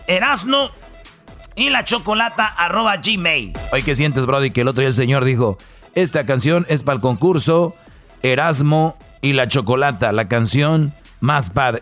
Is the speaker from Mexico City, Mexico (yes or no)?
no; Michoacán, Mexico; yo soy de Michoacán